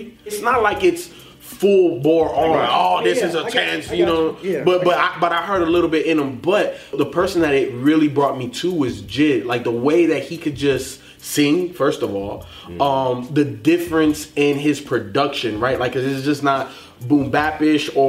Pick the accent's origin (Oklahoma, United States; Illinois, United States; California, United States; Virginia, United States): Illinois, United States; Chicago; I was born in Chicago